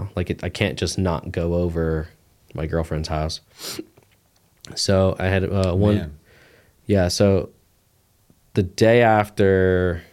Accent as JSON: {"language": "English", "area": "Poconos", "region": "Pennsylvania", "country": "United States", "tie": "born or raised there"}